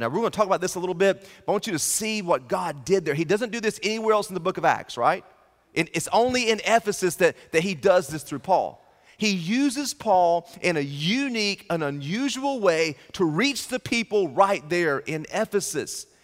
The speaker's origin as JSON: {"language": "English", "town": "Turkey", "region": "North Carolina", "country": "United States", "tie": "born or raised there", "moved": "as an adult", "lives_now": "Richmond, United States", "said": "I'm from Thrive Church in Richmond, Virginia, but I grew up in the great metropolis of Turkey, North Carolina"}